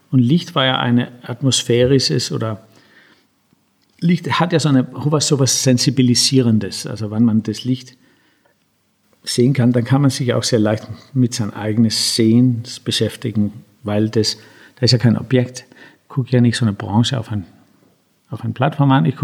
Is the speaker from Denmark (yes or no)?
yes; Denmark; Ja, also ich bin ja in Dänemark zum großen Teil aufgewachsen.